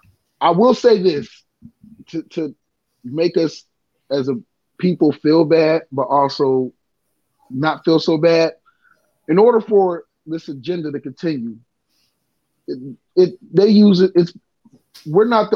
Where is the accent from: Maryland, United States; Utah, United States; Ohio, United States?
Ohio, United States; Youngstown; I'm from Youngstown